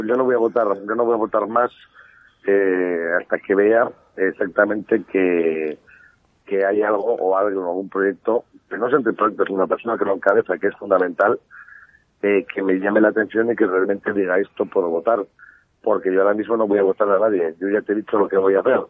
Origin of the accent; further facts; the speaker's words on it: Basque Country, Spain; a los vascos como parte de España que éramos